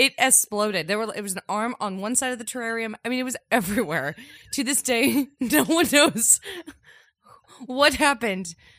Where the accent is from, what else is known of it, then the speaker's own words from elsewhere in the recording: Webster Groves, Missouri, United States; where I grew up in Webster